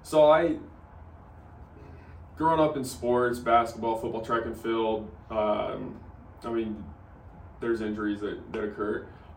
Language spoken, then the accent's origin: English; St. George, Utah, United States; moved away as an adult; also born or lived in Cedar City, Utah / Dallas, Texas; I'm a local. So I was born and raised here in St. George. Clear back in 1993. No, I was born and raised here.